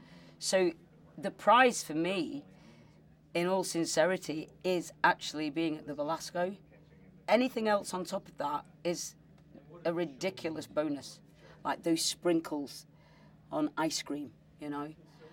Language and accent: English; United Kingdom; Being a Brit